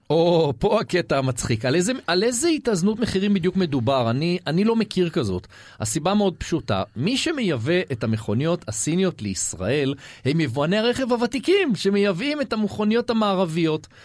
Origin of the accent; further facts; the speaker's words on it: Israel; אנחנו ישראלים